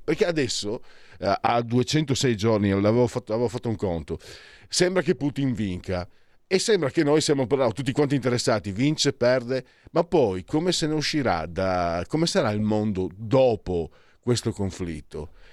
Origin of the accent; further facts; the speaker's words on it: Pordenone, Friuli-Venezia Giulia, Italy; moved away; dalle mie parti dico alla fine una provincia di, di non so cos'era, 300.000 abitanti dove ero io, Pordenone